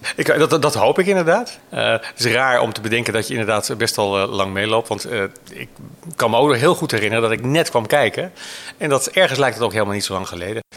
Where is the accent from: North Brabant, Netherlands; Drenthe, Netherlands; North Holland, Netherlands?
North Holland, Netherlands; Hoorn; Ik ben geboren uit Horen en heb het VWO gedaan